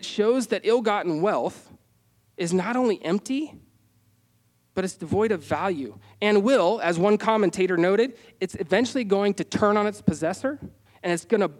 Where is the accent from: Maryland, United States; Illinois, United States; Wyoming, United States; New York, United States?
Wyoming, United States; growing up in Wyoming